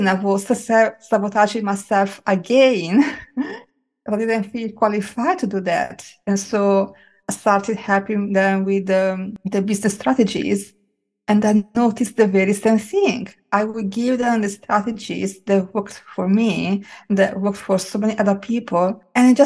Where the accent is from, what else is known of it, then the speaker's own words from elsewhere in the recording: Italy; I grew up with in Italy